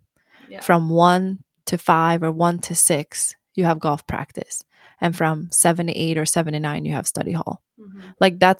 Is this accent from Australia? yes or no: no; Sweden; When I grew up in Sweden, honestly, like, long story short, and we'll talk more about it, but growing up in Sweden in my small town, it was kind of based on seasons.